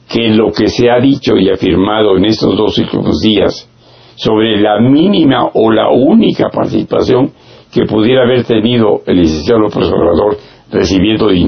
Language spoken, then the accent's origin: Spanish; Mexico; no solamente como ser humano y como mexicano, también lo conozco como médico